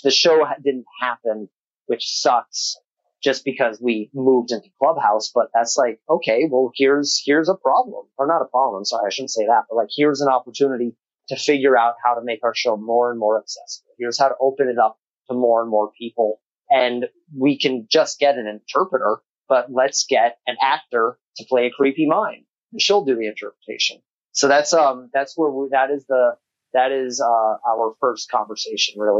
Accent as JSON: {"language": "English", "town": "Albuquerque", "region": "New Mexico", "country": "United States", "moved": "yes", "lives_now": "Los Angeles, United States", "said": "I'm a boy from Albuquerque, New Mexico"}